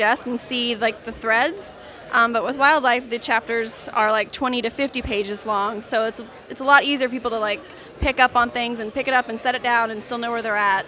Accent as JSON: {"language": "English", "region": "Oklahoma", "country": "United States", "tie": "born or raised there", "said": "I'm from Oklahoma, and I live in an area that has like several different Native American tribes, like Cherokee and Osage. And so that's what I grew up"}